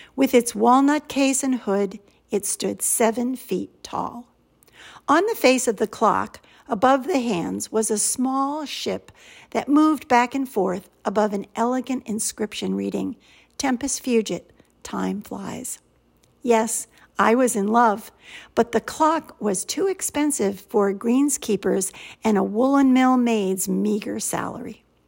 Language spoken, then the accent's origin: English; United States; accent: American; also born or lived in St Andrews, Scotland; my American accent